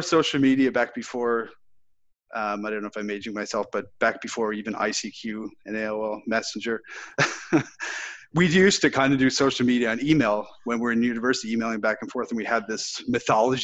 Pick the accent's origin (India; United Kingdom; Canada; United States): Canada; Nova Scotia; moved away; also born or lived in Halifax; growing up in Nova Scotia